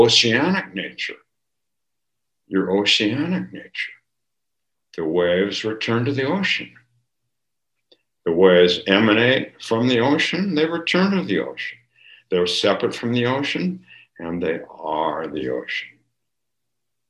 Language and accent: English; California, United States; when I grew up in California